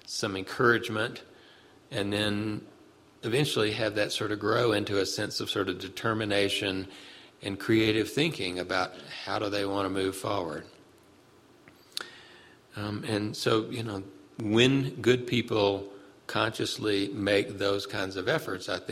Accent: Birmingham, Alabama, United States; in 1963 in Birmingham, which is my hometown

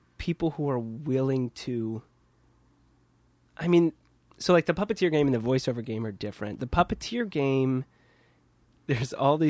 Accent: Midwest, United States; now in Brooklyn, United States; I think that's the larger growing up in the Midwest thing.

